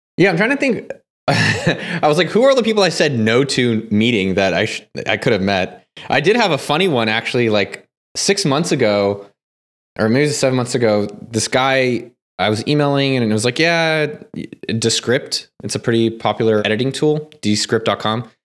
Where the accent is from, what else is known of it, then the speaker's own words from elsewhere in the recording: Silicon Valley, California, United States; I grew up in Silicon Valley.